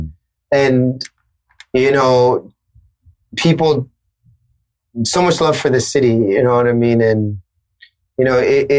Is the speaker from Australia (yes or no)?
no; Toronto, Ontario, Canada; This is Toronto. Like, it was all about representing where I was from.